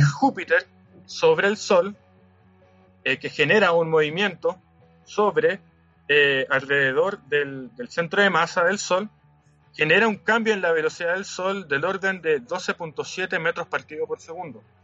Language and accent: Spanish; Antofagasta, Chile; moved away as an adult; also born or lived in Santiago; yo soy de Antofagasta y bueno, Antofagasta es literal la descripción pueblo chico, infierno grande.